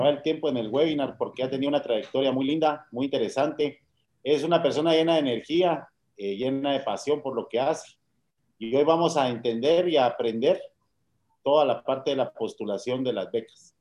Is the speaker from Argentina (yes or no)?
no; Guatemala; como guatemaltecos y guatemaltecas